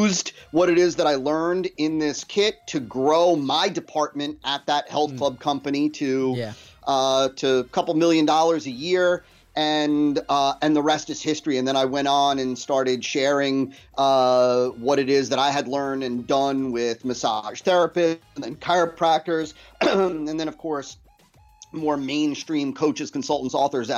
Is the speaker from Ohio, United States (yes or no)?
no; New Jersey, United States; was born and raised in New Jersey